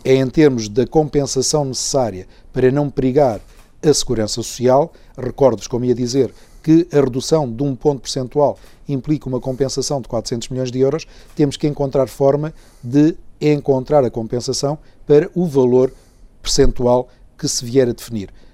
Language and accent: Portuguese; Portugal